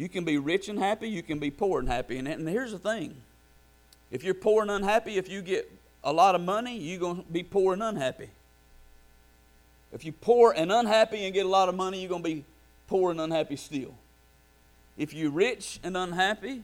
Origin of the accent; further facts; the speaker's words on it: United States; we are as American Christians